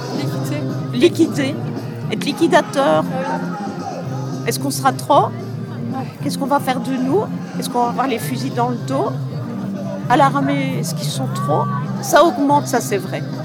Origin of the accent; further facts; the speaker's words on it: Belgium; De Belgique